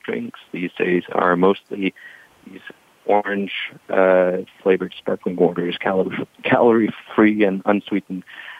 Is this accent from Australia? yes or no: no; Denmark; accent: Danish; English is a second language; now in San Diego, United States; I'm originally from Denmark. You might hear that accent come through. But I am calling in from San Diego, which I call home now. So lovely, sunny San Diego.